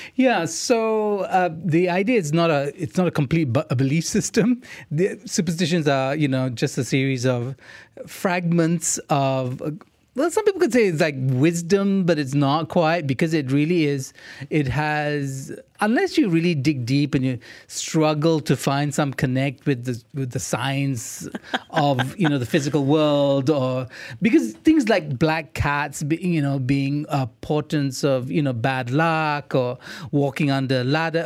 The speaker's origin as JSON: {"language": "English", "country": "India", "said": "I'm Indian."}